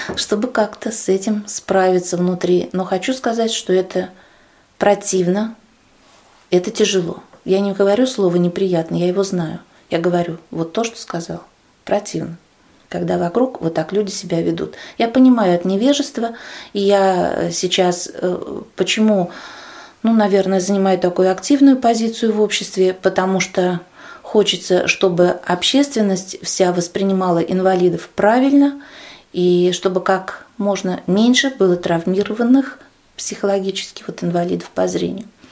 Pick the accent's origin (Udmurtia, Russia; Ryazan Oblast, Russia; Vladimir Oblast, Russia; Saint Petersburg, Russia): Vladimir Oblast, Russia; Kovrov; Я из Владимирской области, город Ковров